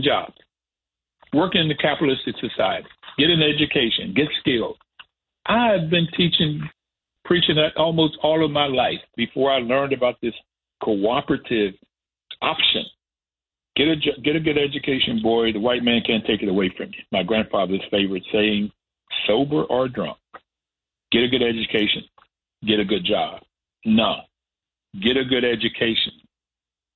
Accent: West Virginia, United States; Growing up in West Virginia, we were in a neighborhood with Black and white working poor

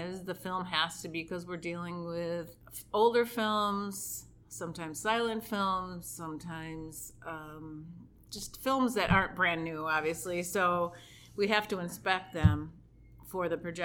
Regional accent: Rochester, New York, United States; I'm from Rochester, and I live right near the George Eastman Museum

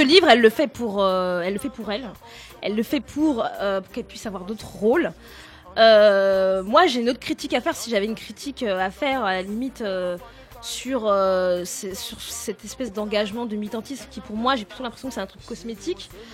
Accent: France; first language French; je suis née en France, que j'ai grandi en France, et que donc la langue française euh, est ma langue maternelle

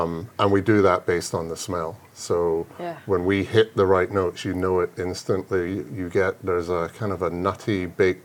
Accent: Scotland, United Kingdom; moved away as an adult; now in Kentucky, United States; I grew up in Scotland, and my dad had a cooperage just outside Glasgow

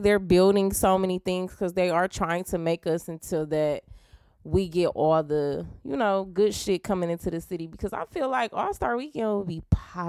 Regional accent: Detroit, Michigan, United States; I'm from the West.

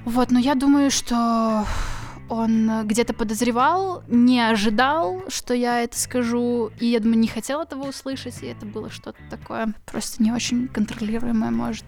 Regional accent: Kyiv, Ukraine; я из Киева.

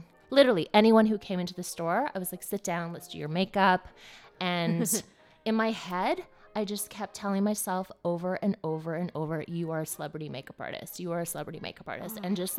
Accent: Edmonton, Alberta, Canada; moved away; I grew up in Edmonton, Alberta.

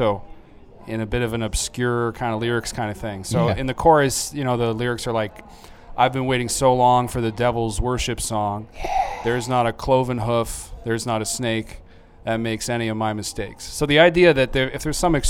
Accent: Oshawa, Ontario, Canada; I'm from Oshawa

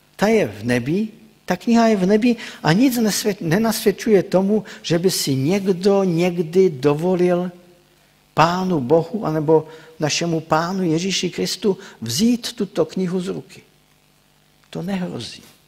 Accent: Czechia; also born or lived in Ostrava; pocházím z Odřichovic

